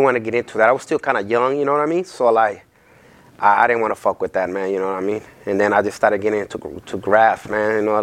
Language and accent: English; Los Angeles, California, United States; also born or lived in Guatemala; the area I grew up in was kind of wild